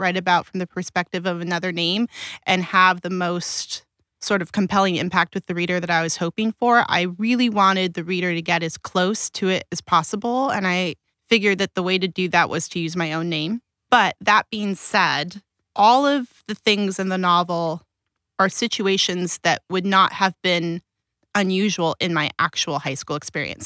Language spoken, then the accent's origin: English; Pasadena, California, United States; also born or lived in Alhambra; I grew up in Pasadena, and I went to elementary school in South Pasadena